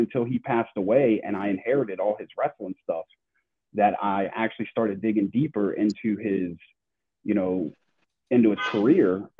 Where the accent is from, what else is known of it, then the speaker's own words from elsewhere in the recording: Charlotte, North Carolina, United States; also born or lived in Kansas; now in Georgia, United States; I grew up in Charlotte, North Carolina. So I grew up in the North Carolina area